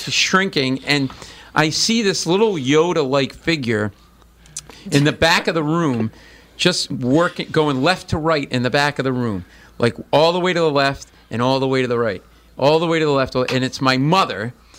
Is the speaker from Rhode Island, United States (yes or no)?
yes; Providence, Rhode Island, United States; I grew up in Providence